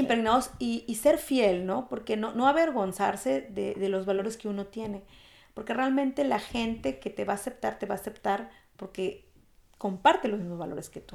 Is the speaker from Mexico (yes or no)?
yes; Mexico; moved away as an adult; also born or lived in Spain; now in Germany; Yo soy una mexicana orgullosa y yo siempre digo soy mexicana, aunque tengo la nacionalidad alemana